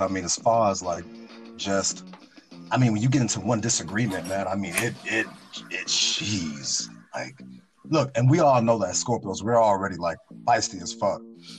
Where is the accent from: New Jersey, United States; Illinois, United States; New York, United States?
Illinois, United States; Chicago; I look as a Chicagoan, born and raised